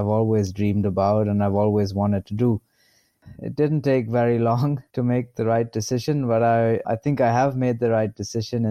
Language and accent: English; Bangalore, Karnataka, India; I grew up in Bangalore